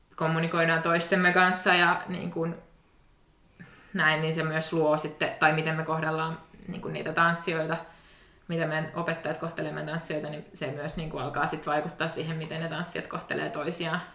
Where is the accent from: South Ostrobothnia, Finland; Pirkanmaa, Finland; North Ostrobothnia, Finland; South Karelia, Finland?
Pirkanmaa, Finland; Tampere; moved away as an adult; now in Turku, Finland; mä oon Tampereelta kotoisin